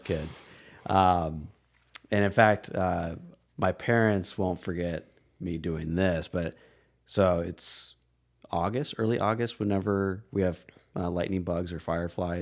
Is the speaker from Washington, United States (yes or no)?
no; Red Oak, Iowa, United States; also born or lived in Aurora, Colorado / Omaha, Nebraska; I, I was one of those kids. Bug collecting, tree climbing, pushing the boundaries of curfew just to be out as, outside as long as I could. Um, yeah, in, in small town Iowa